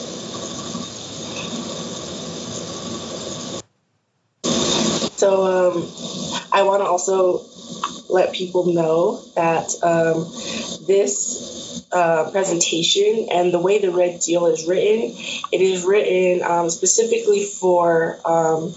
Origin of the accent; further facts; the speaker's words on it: San Ildefonso Pueblo, New Mexico, United States; also born or lived in Albuquerque; I'm from the Pueblo of San Ildefonso. I'm Tewa from northern New Mexico.